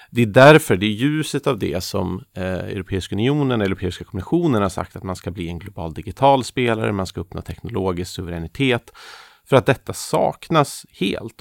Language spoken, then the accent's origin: Swedish; Sweden; som svenskar